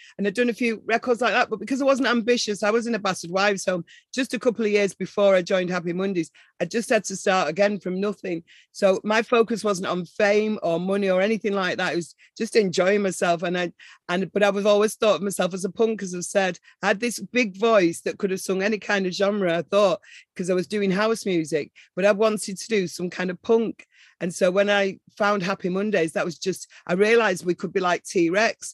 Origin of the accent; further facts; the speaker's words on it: Manchester, North West England, United Kingdom; I'm from Manchester. I'm definitely from Manchester.